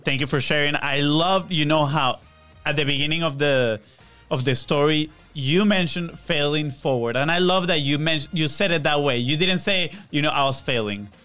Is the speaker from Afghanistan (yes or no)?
no; Venezuela; now in Florida, United States; I'm from Venezuela